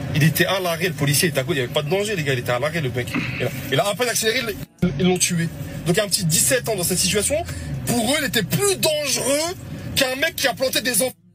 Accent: Nanterre, Île-de-France, France; moi je viens de Nanterre

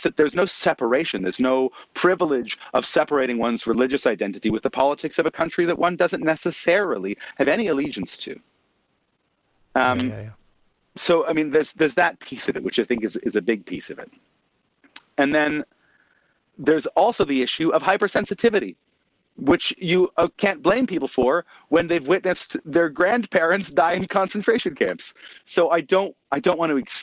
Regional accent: Canada; as a Canadian

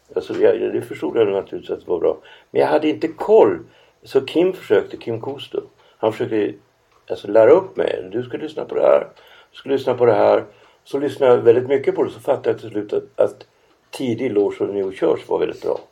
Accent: Norrland, Sweden; jag är norrlänning

